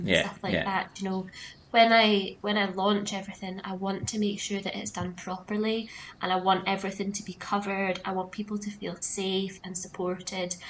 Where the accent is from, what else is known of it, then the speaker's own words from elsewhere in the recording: Aberdeenshire, Scotland, United Kingdom; I grew up in Aberdeenshire, right out in the countryside, surrounded by fields.